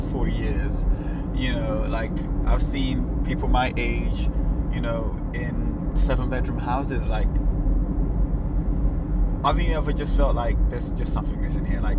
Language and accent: English; Nigeria; I'm Nigerian